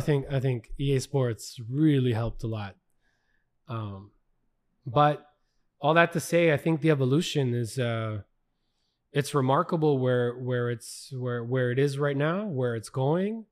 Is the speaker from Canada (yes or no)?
yes; Canada; We're from Canada